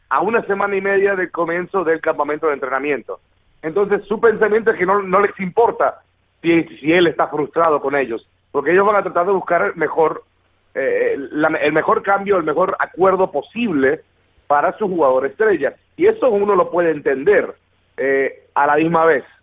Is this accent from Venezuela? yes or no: no; Miami, Florida, United States; moved away; yo soy nativo de Miami